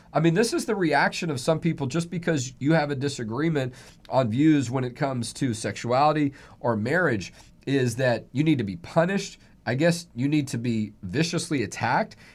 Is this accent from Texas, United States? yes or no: yes; Texas, United States; I'm fifth generation Texan